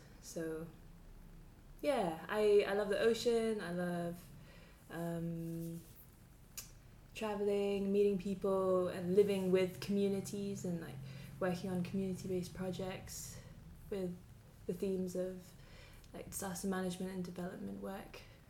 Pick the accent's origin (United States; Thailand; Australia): Thailand; Chiang Mai; also born or lived in Philippines / Bangladesh; I am half English, half Thai. From Chiang Mai in northern Thailand. Grew up quite internationally because my dad works in development, so we kind of lived abroad in developing countries, so countries like the Philippines and Bangladesh, and then Thailand for most of, like from 10 to 18.